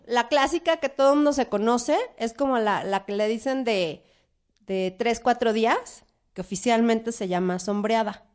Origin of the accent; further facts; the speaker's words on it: Mexico City, Mexico; Yo soy oriunda de la Roma y en la Roma ves cada cosa